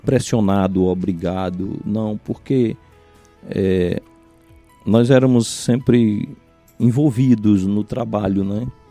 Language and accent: Portuguese; Cariré, Ceará, Brazil; also born or lived in São Benedito / Carnaubal; Eu sou natural de São Benedito. Quando nasci, meu pai morava em Carnaubal, era pastor no Carnaubal. Uhum. E é, com cinco anos de idade aproximadamente, que a gente chegou no, no, no Cariré